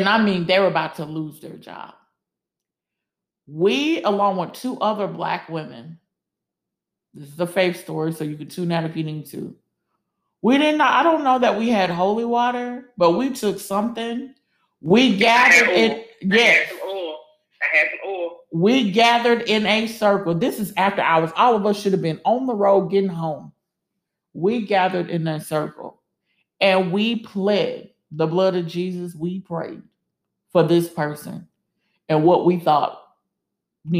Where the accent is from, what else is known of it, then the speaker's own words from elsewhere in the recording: the South, United States; moved away; we both were from the South